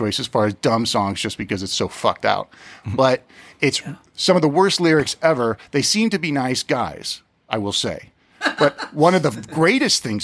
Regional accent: South Pasadena, California, United States; we're from South Pasadena

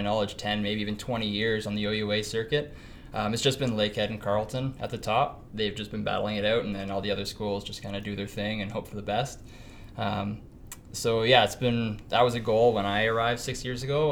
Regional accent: Penetanguishene, Ontario, Canada; now in North Bay, Canada; I grew up in Penetang, Ontario, southern Ontario, on Georgian Bay

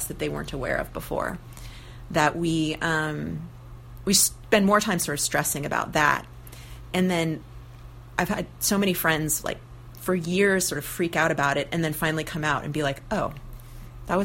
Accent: near Santa Cruz, California, United States; now in Portland, United States; my hometown, which is kind of close to Santa Cruz

